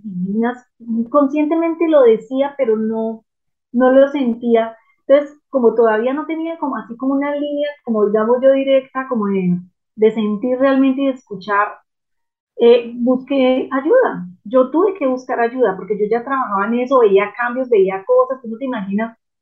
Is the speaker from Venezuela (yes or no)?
no; Manizales, Caldas, Colombia; yo crecí en una, en Manizales de Colombia, una ciudad pequeña, tradicional